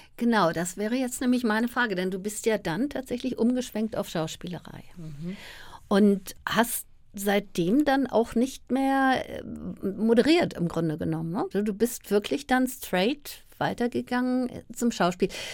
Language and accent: German; Berlin, Germany; Wilmersdorf ähm, aufgewachsen